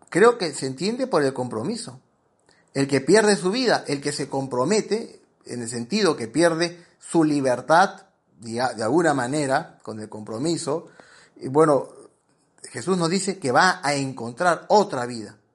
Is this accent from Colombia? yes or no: no; Peru; yo soy peruano y a los vigilantes le decimos guachimanes, porque hemos castellanizado la palabra guachimán